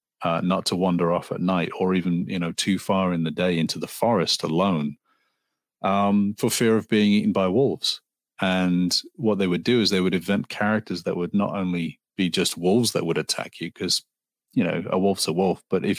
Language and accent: English; Liverpool, North West England, United Kingdom; now in Los Angeles, United States; I was born in Liverpool, England, in the Northwest. {S4} Cool. Yeah. {S5} So yeah, I'm a Liverpoolian.